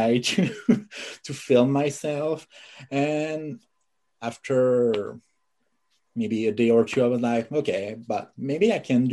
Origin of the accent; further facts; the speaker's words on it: Canada; English is a second language; I'm French Canadian.